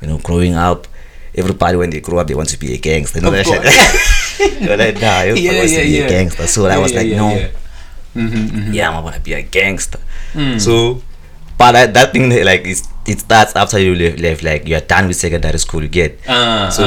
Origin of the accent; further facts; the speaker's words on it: South Africa; now in Europe; I'm from South Africa.